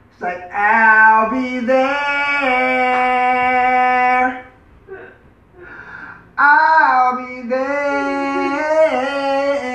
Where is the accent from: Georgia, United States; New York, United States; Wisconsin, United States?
New York, United States; New York City; now in Michigan, United States; I'm from New York City, but I live in Michigan